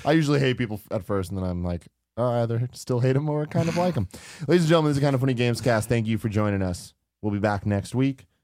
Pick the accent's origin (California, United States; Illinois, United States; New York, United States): California, United States; San Francisco; I live in San Francisco, born and raised in San Francisco